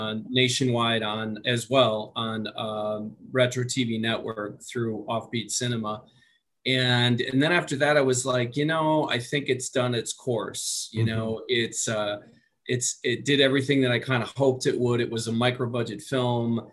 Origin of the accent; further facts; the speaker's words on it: Waupaca, Wisconsin, United States; I'm from Waupaca, Wisconsin